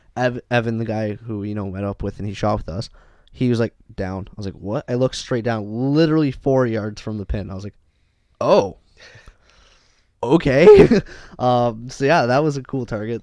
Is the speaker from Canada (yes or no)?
yes; Canada; we're from Canada